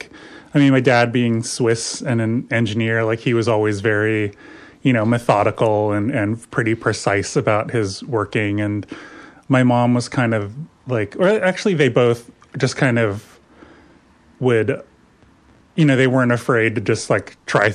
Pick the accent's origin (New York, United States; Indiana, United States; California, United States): California, United States; near San Pedro, Southern; moved away; also born or lived in Pacific Northwest; I grew up in Southern California, just on the coast, outside of LA, 25 miles south of LA, right near San Pedro.